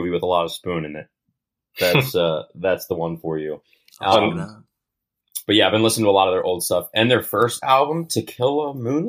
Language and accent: English; Catonsville, Maryland, United States; accent: Baltimore; moved away as an adult; also born or lived in Pennsylvania; one of our family friends back in Catonsville, which the name of my hometown that Dylan can't pronounce.